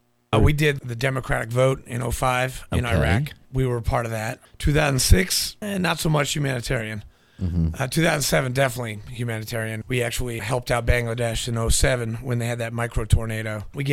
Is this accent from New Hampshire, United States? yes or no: yes; New Hampshire, United States; moved away; also born or lived in Nashville, Tennessee; I was born in Nashville, grew up in New Hampshire, went to boarding school, went to college, and then enlisted in the Marine Corps.